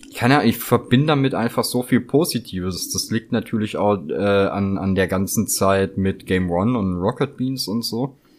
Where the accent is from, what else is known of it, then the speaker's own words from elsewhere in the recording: near Gaildorf / Poppenweiler, Baden-Württemberg, Germany; das ist ja so bei mir in der Nähe, wo ich aufgewachsen bin, und da gibt's halt so Orte wie Geildorf oder Poppenweiler